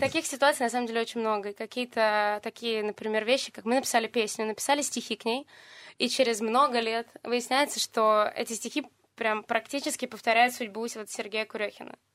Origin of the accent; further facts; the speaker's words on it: Yevpatoria, Crimea, Ukraine; Евпатория мой родной город